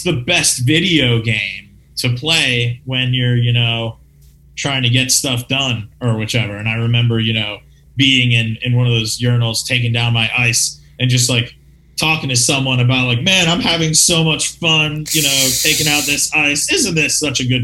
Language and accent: English; Utica, New York, United States; moved away; My hometown of Utica, New York